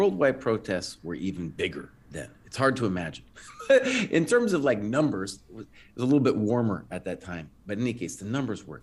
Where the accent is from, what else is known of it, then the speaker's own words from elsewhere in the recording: United States; I was seen not as an American